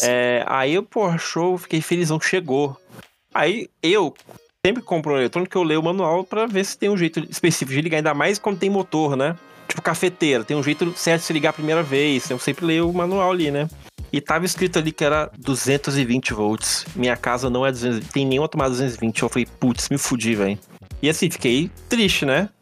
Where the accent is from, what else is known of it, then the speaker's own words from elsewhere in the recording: Vila Velha, Espírito Santo, Brazil; minha, minha infância foi no Praia da Costa